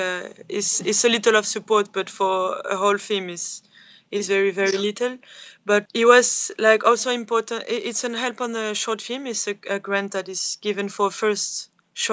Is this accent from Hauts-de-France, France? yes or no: yes; Calais, Hauts-de-France, France; Calais, mm-hmm. which is my hometown